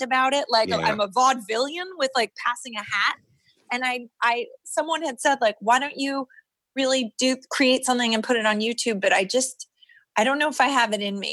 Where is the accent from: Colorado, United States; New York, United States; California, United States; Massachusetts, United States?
New York, United States; New York City; I grew up on the Upper East Side